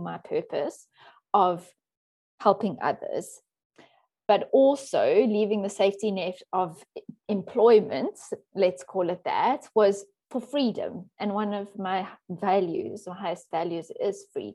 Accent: Johannesburg, Gauteng, South Africa; moved away as an adult; also born or lived in Cape Town, South Africa; now in Netherlands; I was born in South Africa, and I grew up in Johannesburg

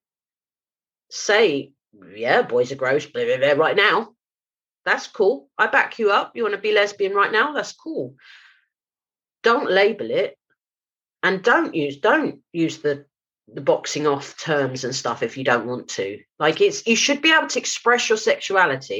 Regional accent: London, United Kingdom; moved away; Jamaican community that I grew up around in South London

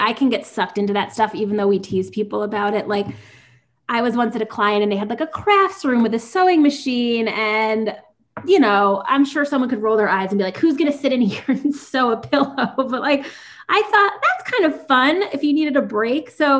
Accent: New York, United States; I'm such a New Yorker

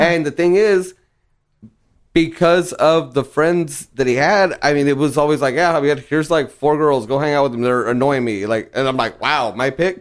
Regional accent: Reynosa, Tamaulipas, Mexico; moved away; also born or lived in South Texas; That's my hometown

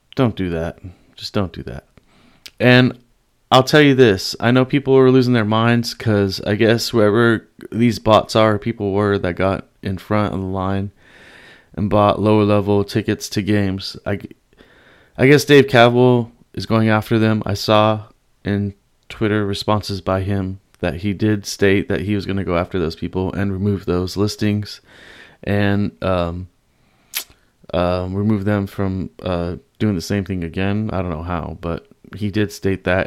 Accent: the Bay Area, California, United States; I'm from the Bay, all Bay, all day.

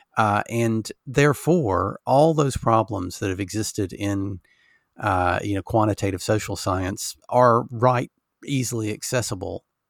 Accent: Alabama, United States; now in England, United Kingdom; I grew up in Alabama

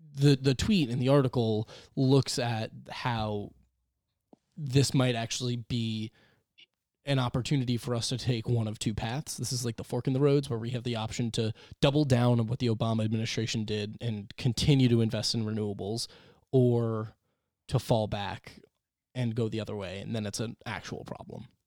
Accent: New York, United States; we are from New York

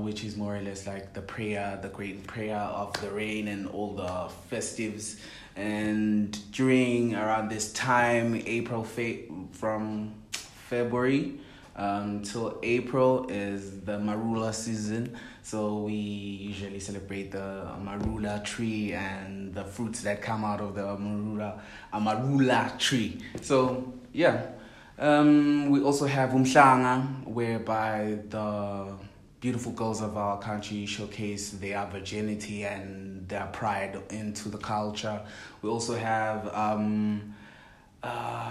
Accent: Eswatini; Born and raised in Eswatini

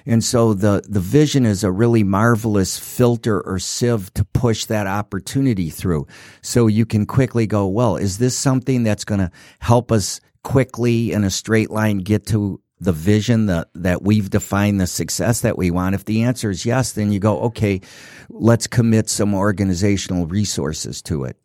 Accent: Detroit, Michigan, United States; I grew up in Detroit

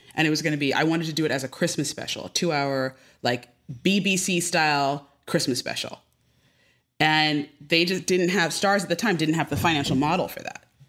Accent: Westport, Connecticut, United States; now in Los Angeles, United States; I grew up in Westport, Connecticut

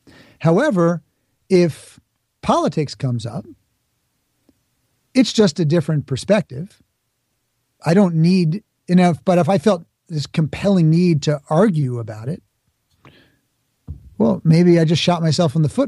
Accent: Bronx, New York, United States; You know, I grew up in the Bronx, but I'm not going to pretend I have an accent when I don't.

